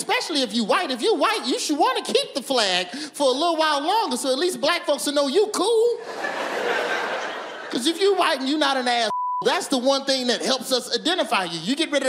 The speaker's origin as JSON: {"language": "English", "region": "the South", "country": "United States", "tie": "born or raised there", "said": "I ain't saying keep it around, but I grew up in the South."}